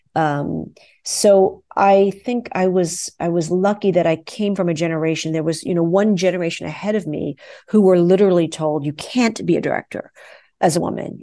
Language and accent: English; New York City, New York, United States; when I was a kid growing up in New York City, I danced with the New York City Ballet